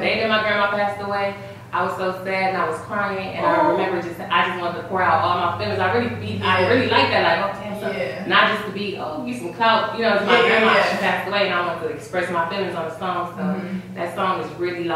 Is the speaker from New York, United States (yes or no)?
no; Los Angeles, California, United States; I grew up South Central